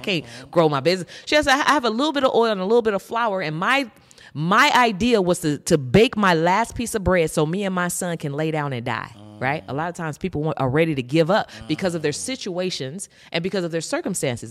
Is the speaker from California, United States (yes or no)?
yes; San Francisco Bay Area, California, United States; I'm from the San Francisco Bay Area